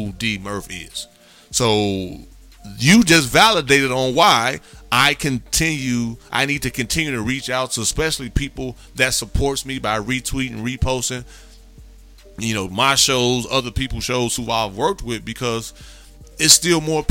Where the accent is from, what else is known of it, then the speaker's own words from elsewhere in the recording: Gary, Indiana, United States; I grew up in Gary, Indiana